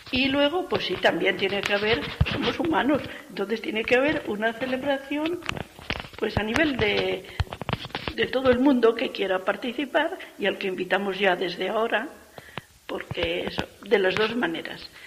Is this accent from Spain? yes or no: yes; Castile, Spain; O sea, que es nuestro estilo, porque somos castellanas como ella